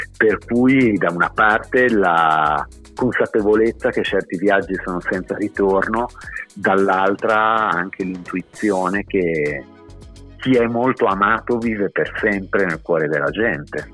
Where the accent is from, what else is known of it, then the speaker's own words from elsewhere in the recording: Bologna, Emilia-Romagna, Italy; quando chiedevano da dove arrivavamo, ehm, ah, Bologna